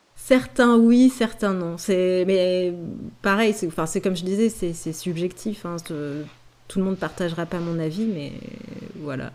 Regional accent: France; on est français

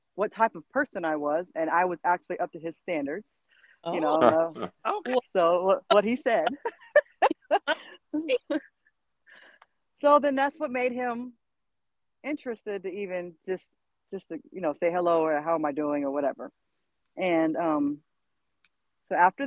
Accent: Jacksonville, Florida, United States; moved away as an adult; now in Fayetteville, United States; Was raised in Jacksonville, Florida

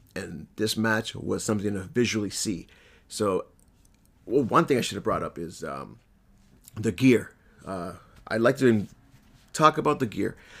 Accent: Lawrence, Massachusetts, United States; right outside of Lawrence, Mass, my hometown.

